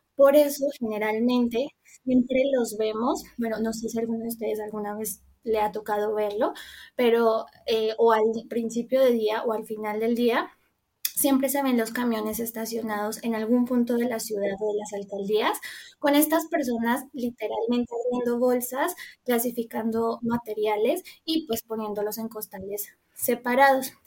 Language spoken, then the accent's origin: Spanish; Colombia; moved away as an adult; now in Mexico; estudié en Colombia porque soy colombiana. Mm, y bueno, digamos que toda mi carrera la hice allí, eh, bueno, viví allí toda mi vida